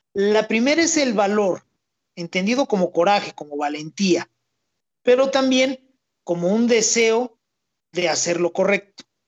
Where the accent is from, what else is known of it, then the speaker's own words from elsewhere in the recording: Mexico; yo soy mexicano